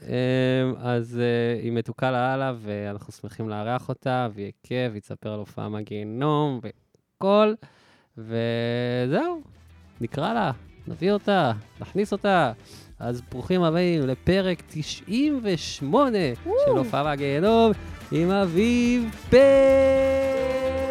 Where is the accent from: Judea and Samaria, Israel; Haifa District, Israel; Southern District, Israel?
Southern District, Israel; moved away as an adult; now in Tel Aviv, Israel; כי אני מהדרום